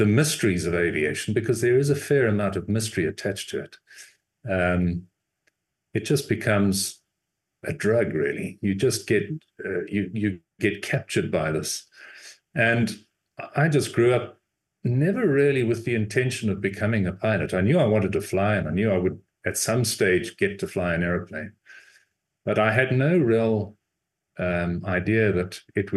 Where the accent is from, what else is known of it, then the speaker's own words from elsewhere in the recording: Zimbabwe; moved away; also born or lived in South Africa; I actually was born and raised in Rhodesia, which is now Zimbabwe